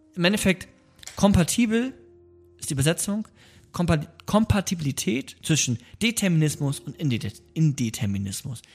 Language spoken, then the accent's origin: German; Bremen, Germany; moved away; Wir kommen ja aus Bremen, wir beide